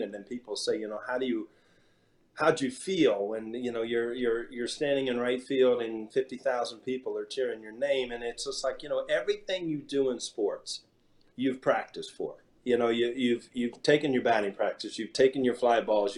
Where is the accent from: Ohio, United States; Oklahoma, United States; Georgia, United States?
Ohio, United States; Columbus; I'm from Columbus, Ohio.